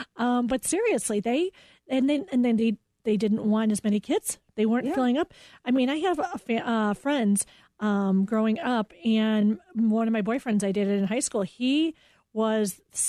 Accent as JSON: {"language": "English", "town": "Oak Park", "region": "Illinois", "country": "United States", "said": "I'm from Oak Park."}